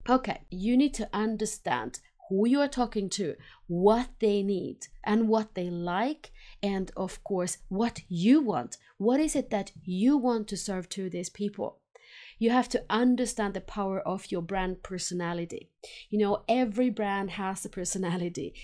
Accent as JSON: {"language": "English", "town": "Helsinki", "region": "Uusimaa", "country": "Finland", "tie": "born or raised there", "moved": "as an adult", "lives_now": "Sweden", "said": "since I was born in Helsinki, Finland, and I lived there about twenty years, and then I've been here in Sweden now for over twenty years."}